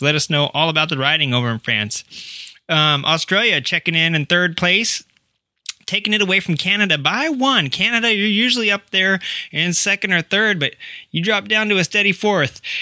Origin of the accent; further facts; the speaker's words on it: Arkansas, United States; moved away; I'm from Arkansas, Centerton